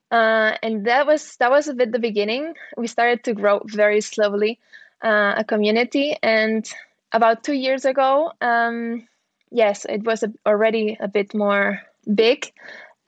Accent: Barcelona, Catalonia, Spain; I was born in Barcelona, sunny Barcelona

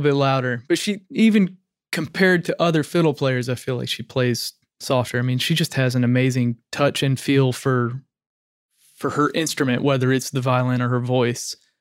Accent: Arkansas, United States; moved away as an adult; also born or lived in Tennessee; now in Nashville, United States; I grew up in Arkansas and, uh, a small town

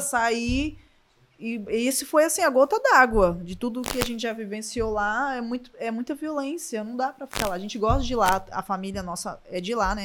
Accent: Vila Velha, Espírito Santo, Brazil; moved away as an adult; now in Portugal; Sou do Espírito Santo, Vila Velha

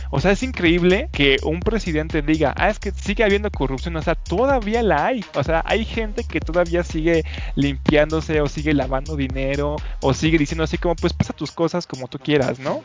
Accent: Mexico; a mí como mexicano

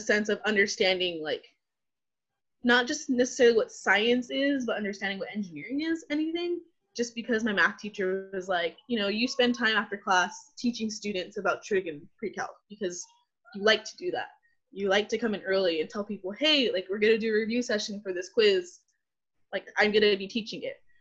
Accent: Selma, California, United States; moved away as an adult; also born or lived in Fresno, California; now in San Diego, United States; I was born and raised in the Central Valley. So I was born in Fresno, but was raised in Selma, California, my entire life

